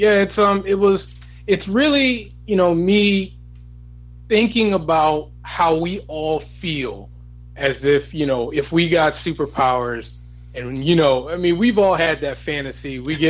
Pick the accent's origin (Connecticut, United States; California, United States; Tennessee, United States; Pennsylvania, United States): Connecticut, United States; Hartford; born and raised in Hartford, Connecticut.